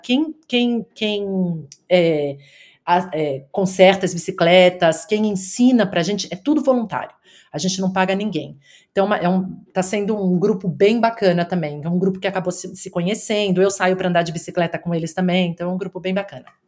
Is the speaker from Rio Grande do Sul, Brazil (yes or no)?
no; São Paulo, Brazil; moved away as an adult; also born or lived in United States; now in Wollongong, Australia; eu sou de São Paulo, nasci e cresci na cidade de São Paulo